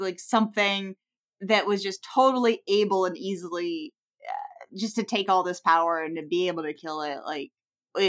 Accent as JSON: {"language": "English", "country": "United States", "said": "as an American"}